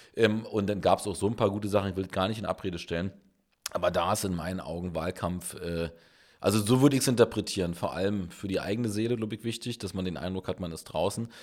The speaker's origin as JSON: {"language": "German", "region": "Berlin", "country": "Germany", "tie": "born or raised there", "said": "bin der Urberliner aus Köpenick"}